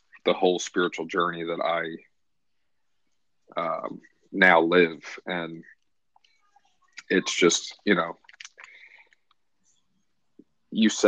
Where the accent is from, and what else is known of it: Philadelphia, Pennsylvania, United States; born or raised there